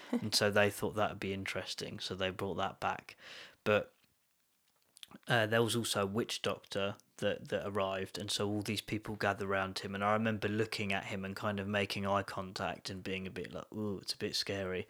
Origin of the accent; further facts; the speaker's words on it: London, United Kingdom; moved away; I was born in, near London